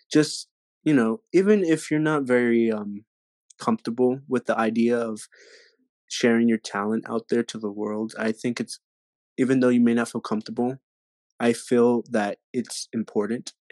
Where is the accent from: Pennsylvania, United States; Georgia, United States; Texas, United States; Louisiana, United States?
Texas, United States; San Antonio; born there; No, I'm just playing. No, um, I was born in San Antonio, Texas. Um, uh, of course, from Mexican American families descent, um, Tex-Mex, as you will.